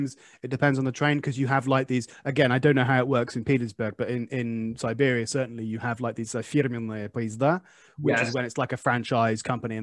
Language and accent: English; England, United Kingdom; moved away; I'm English.